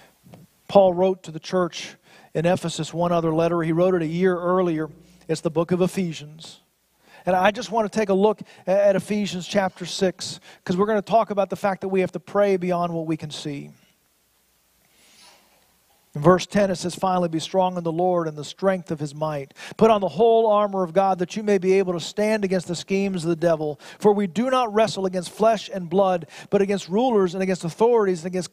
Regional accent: United States; As an American

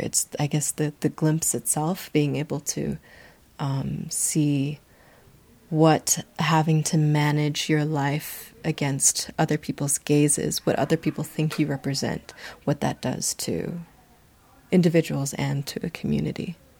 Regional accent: United States; moved away as an adult; now in Nairobi, Kenya; I am, yes, a Chinese American, but I'm an American who came here

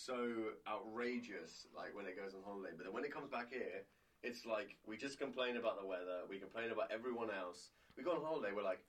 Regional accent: Guernsey; the island that I'm from is called Alderney. And Alderney is a little island. It's 3 by 2 miles long in the English Channel. There's about 1,200, 1,500 people that live there. And they call it 2,000 alcoholics clinging to a rock.

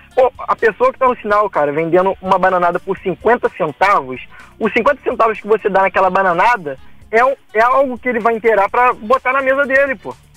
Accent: Valença, Rio de Janeiro, Brazil; Que eu não sou do Rio, eu sou de Valença, sou do interior do Rio

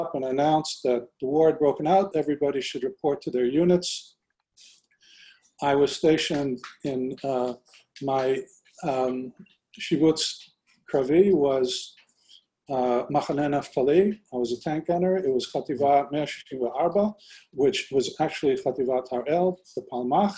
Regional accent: Canada; moved away as an adult; also born or lived in Kibbutz Kfar Daron, Israel / Israel; now in United States; We then moved back, and I grew up in Canada. In 1970, when I was 18, I moved to Israel

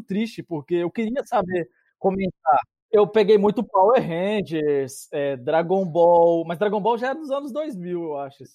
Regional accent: interior of Minas Gerais, Brazil; now in Canada; eu e o Júnior, nós somos do interior de Minas

